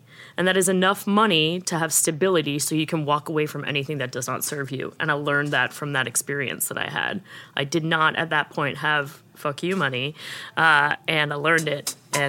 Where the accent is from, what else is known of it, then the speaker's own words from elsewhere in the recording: New York, United States; I'm from New York